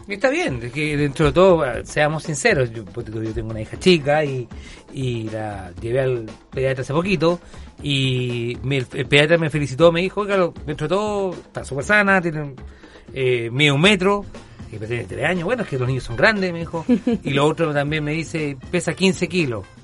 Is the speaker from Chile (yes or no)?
yes; Chile; en Chile lamentablemente no estamos tan rápido con las vacunas